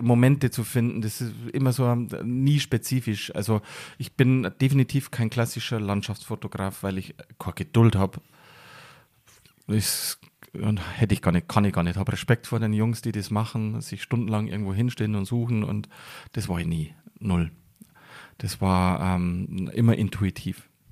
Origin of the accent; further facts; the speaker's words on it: near Passau, Bavarian Forest, Germany; also born or lived in Munich; now in Garmisch-Partenkirchen, Germany; da bin ich geboren. Da habe ich die sehr wichtige Zeit meines Lebens verbracht. Aber aufgewachsen bin ich in der Nähe, im südlichen Mittelpunkt des Bayerischen Waldes